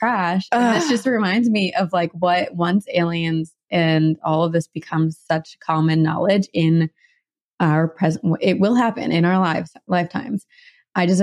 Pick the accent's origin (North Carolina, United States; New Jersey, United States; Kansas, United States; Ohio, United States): New Jersey, United States; Branchburg; I grew up in Branchburg, New Jersey